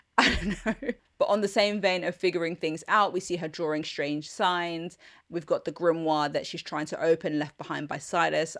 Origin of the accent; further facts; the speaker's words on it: London, United Kingdom; I'm a Londoner.